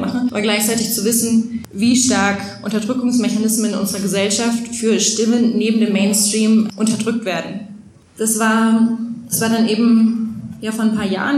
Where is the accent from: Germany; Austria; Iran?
Germany; Franconia, Bavaria; now in Berlin, Germany; ich bin ja Fränkin. Ich denke eigentlich auch, dass ich Bayerin bin.